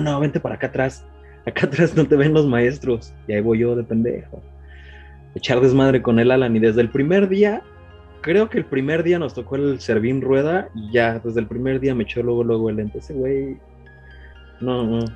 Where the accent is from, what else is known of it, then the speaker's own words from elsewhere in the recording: Mexico City, Mexico; also born or lived in Aguascalientes; Yo nací en Aguascalientes, este, a los cinco años llegué con toda la familia a, la Ciudad de México